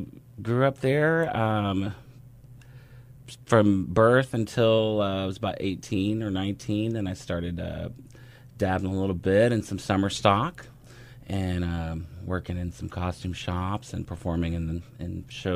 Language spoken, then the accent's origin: English; Fort Worth, Texas, United States; moved away; So I grew up in Texas. I grew up in Fort Worth, Texas.